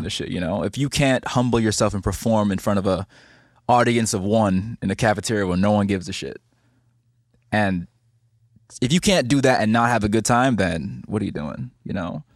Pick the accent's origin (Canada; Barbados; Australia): Barbados; moved away as an adult; also born or lived in New York; now in Los Angeles, United States; I'm from Barbados